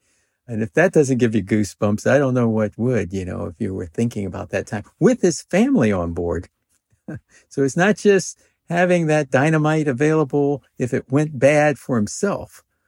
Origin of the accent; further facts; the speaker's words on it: Washington, District of Columbia, United States; it was totally different from where I grew up in Washington, D.C.